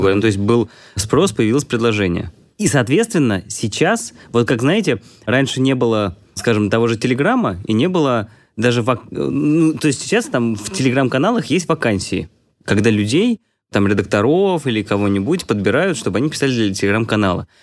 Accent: Vladimir, Vladimir Oblast, Russia; я из Владимира

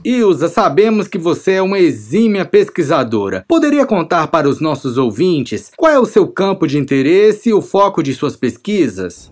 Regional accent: Rio Grande do Norte, Brazil; moved away; also born or lived in Paraíba; eu sou do Rio Grande do Norte

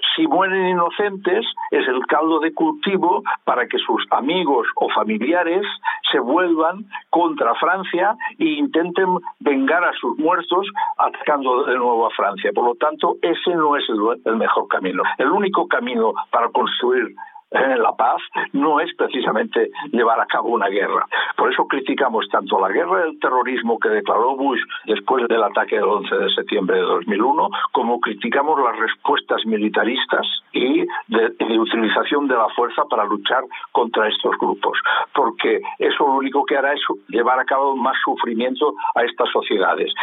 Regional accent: Spain; en mi país, en España

